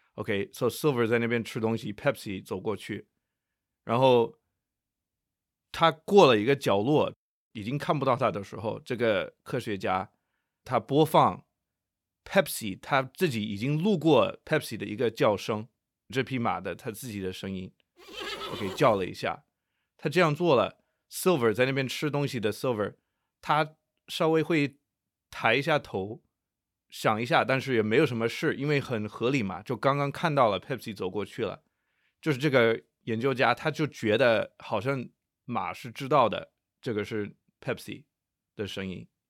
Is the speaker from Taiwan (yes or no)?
no; Nanjing, Jiangsu, China; 我是南京人，还有一个鼓楼